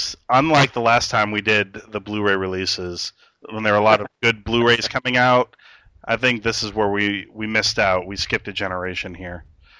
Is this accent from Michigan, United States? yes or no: yes; Bay City, Michigan, United States; I'm from Bay City.